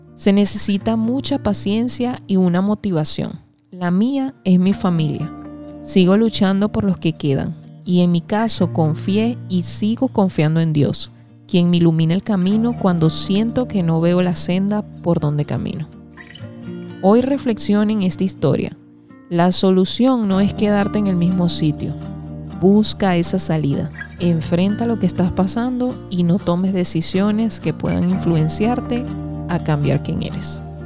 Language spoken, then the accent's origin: Spanish; Venezuela; Aproximadamente en medio de mis estudios de primaria, en el año 1999, en mi país Venezuela